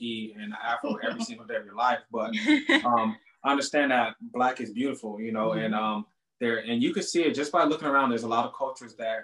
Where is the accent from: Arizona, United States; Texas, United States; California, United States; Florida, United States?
California, United States; Compton; I was born and raised in Compton, California